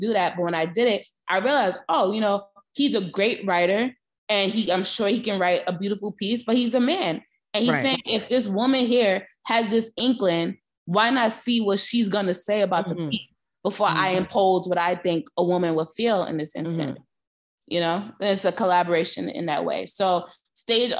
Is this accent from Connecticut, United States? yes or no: no; New York City, New York, United States; accent: New York; moved away as an adult; now in Los Angeles, United States; I was from Brooklyn, Broadway just wasn't a conversation in my household